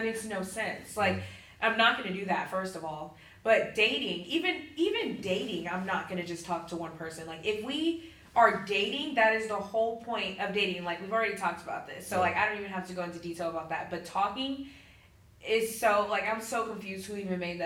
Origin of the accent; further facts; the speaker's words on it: Houston, Texas, United States; now in Pensacola, United States; I'm from Houston